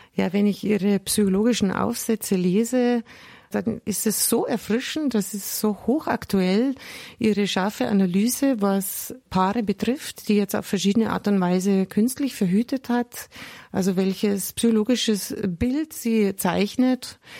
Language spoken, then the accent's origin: German; Germany; bei uns in Deutschland